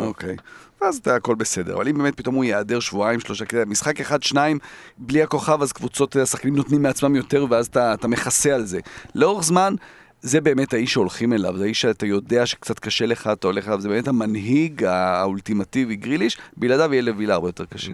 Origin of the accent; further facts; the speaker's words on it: Jerusalem, Jerusalem District, Israel; כילד שגדל בירושלים